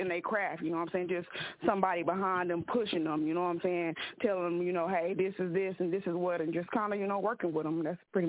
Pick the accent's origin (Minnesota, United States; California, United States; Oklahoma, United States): Oklahoma, United States; I'm from Oklahoma